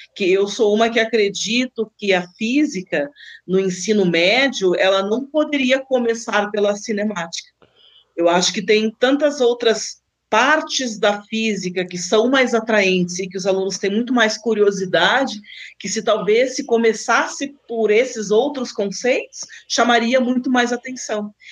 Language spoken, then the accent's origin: Portuguese; Rio Grande do Sul, Brazil; moved away as an adult; also born or lived in Lisbon, Portugal; now in Guarapuava, Brazil; eu sou do Rio Grande do Sul, então me formei no Rio Grande do Sul